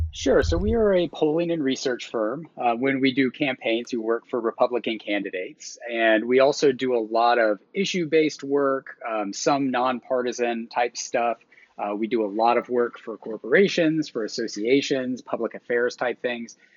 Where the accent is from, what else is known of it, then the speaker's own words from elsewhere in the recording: Georgia, United States; moved away; I'm from Georgia. My parents still live there.